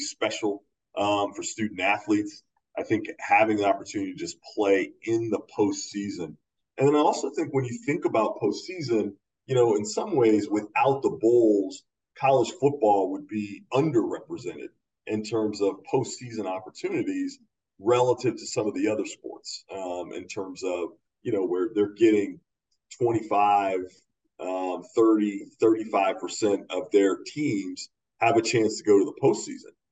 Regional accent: the East, East Coast, United States; I grew up in the East as well

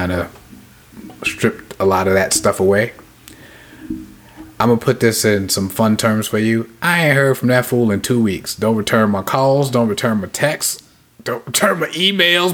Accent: New York City, New York, United States; I'm a New Yorker

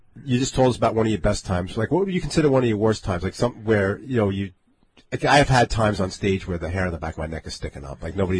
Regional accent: Levittown, New York, United States; I grew up in Levittown.

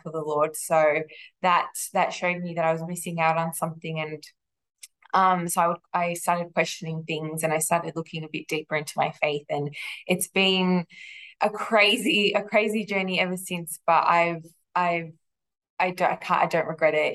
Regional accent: Melbourne, Victoria, Australia; I grew up here in Melbourne. I've lived here my whole life

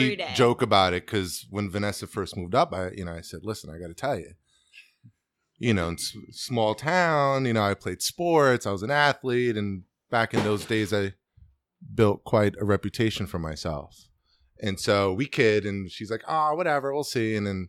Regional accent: New Paltz, New York, United States; moved away as an adult; I'm from the Hudson Valley. I grew up in New Paltz and graduated there in high school. So this coming back here for me is a little bit of a homecoming. I left when I was 18

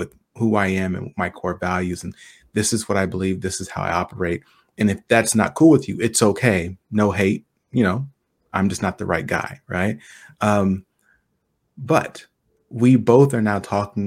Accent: United States; as an African-American, as a American

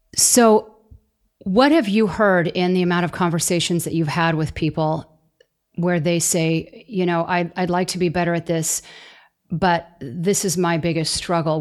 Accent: Southern California, United States; I'm from Southern California myself

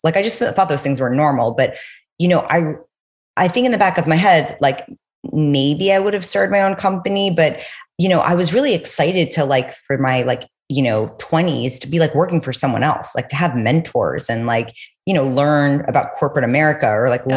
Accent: New York City, New York, United States; also born or lived in Los Angeles; I'm from New York City. I went to college in LA. And right after I graduated, I went back home to New York

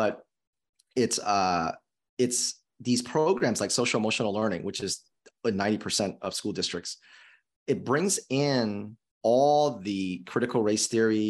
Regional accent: California, United States; moved away as an adult; now in Indiana, United States; I'm from California, but I'm not that kind of Californian

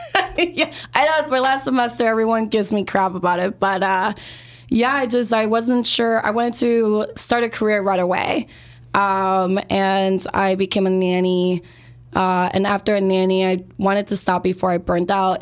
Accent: Chicago, Illinois, United States; born and raised here in Chicago, and I grew up in the Northwest side, so Belmont Cregan and Hermosa.

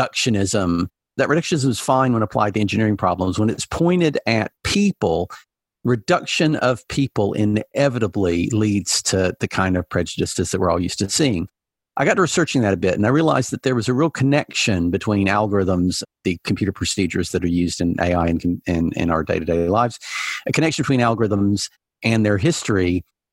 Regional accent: Alabama, United States; when I was a kid growing up in Alabama

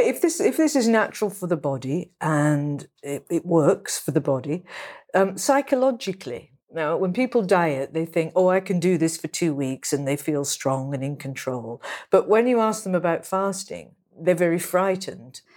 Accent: England, United Kingdom; I'm a writer from England

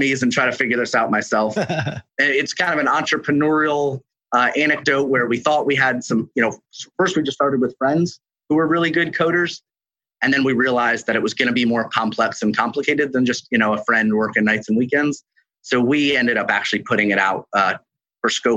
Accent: New York, United States; moved away; I am from New York originally

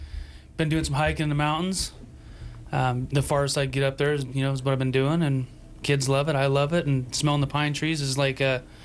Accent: Sublette County, Wyoming, United States; moved away as an adult; also born or lived in Willamette Valley, Oregon; I grew up here in Wyoming, over on the other side of the state, in Sublette County.

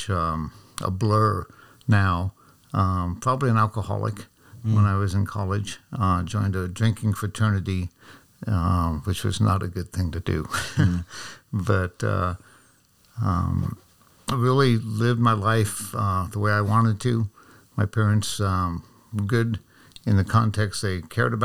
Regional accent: Reno, Nevada, United States; moved away as an adult; also born or lived in South Carolina / Fallon, Nevada; Reno, Nevada, born and raised

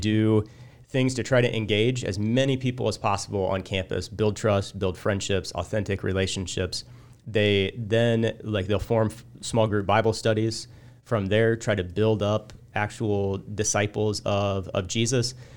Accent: Illiopolis, Illinois, United States; I grew up in Iliopolis

